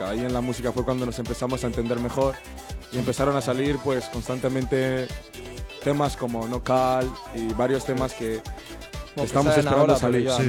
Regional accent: Cali, Valle del Cauca, Colombia; Yo soy de Cali, Colombia.

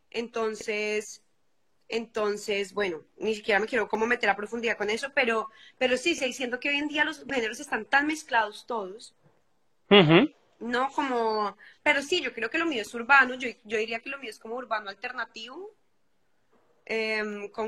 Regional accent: Bogotá, Colombia; moved away as an adult; also born or lived in London / Los Angeles; now in Madrid, Spain; Bueno, pues yo soy de Colombia

